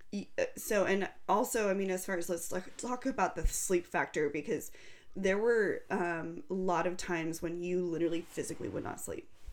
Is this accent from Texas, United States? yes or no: no; Fresno, California, United States; born or raised there